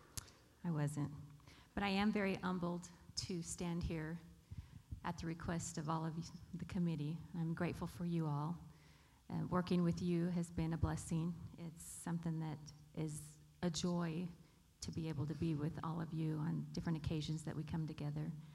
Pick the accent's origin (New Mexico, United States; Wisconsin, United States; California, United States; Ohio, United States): California, United States; Bakersfield; also born or lived in Arizona / North Dakota; I was born here in Bakersfield and lived all of my life except for 7 years, moved away when my dad pastored in Arizona for 5, and then when I got married, moved away to North Dakota for 2 years